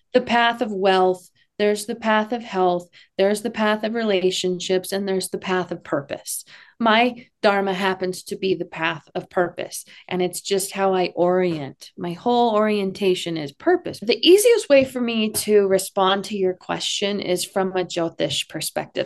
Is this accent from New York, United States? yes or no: no; Texas, United States; I'm from Texas